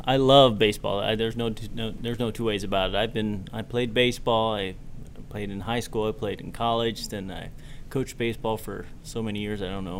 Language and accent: English; Boston, Massachusetts, United States; born there; I was born in Boston.